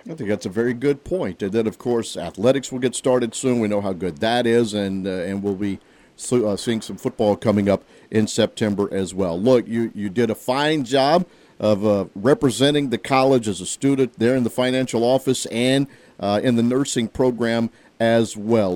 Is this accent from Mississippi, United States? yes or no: yes; Senatobia, Mississippi, United States; growing up in Tate County, right, moving a little bit and around North Mississippi for the most part.